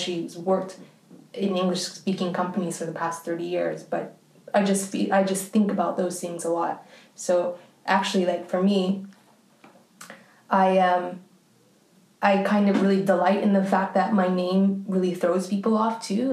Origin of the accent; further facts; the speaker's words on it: Canada; in Canada, actually, where I'm from